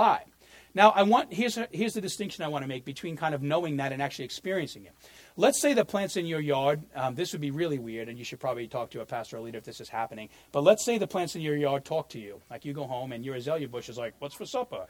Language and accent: English; New York, United States; moved away; I grew up in New York